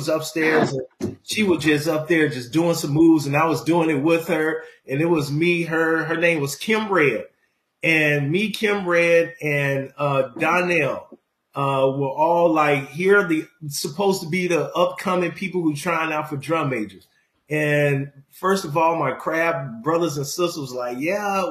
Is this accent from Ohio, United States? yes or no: no; Jackson, Mississippi, United States; also born or lived in Chicago, Illinois; I was born in Chicago and raised in Mississippi